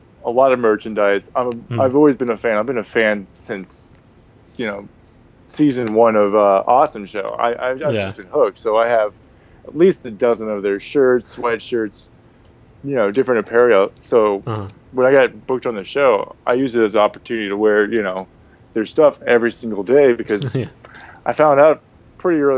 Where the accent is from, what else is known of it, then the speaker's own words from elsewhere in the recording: Portland, Oregon, United States; moved away as an adult; also born or lived in Spokane, Washington; now in Los Angeles, United States; I'm from Portland, Oregon